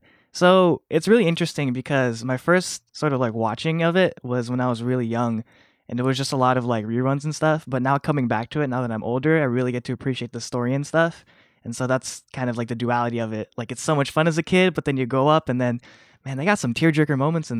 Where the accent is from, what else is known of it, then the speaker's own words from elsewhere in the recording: Philippines; I was raised Catholic. I'm Filipino, so I'm kind of a cradle Catholic.